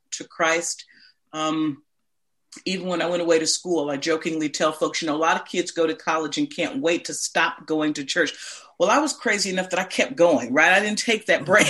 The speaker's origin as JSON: {"language": "English", "town": "Indianapolis", "region": "Indiana", "country": "United States", "tie": "born or raised there", "moved": "yes", "said": "born and raised in Indianapolis, Indiana"}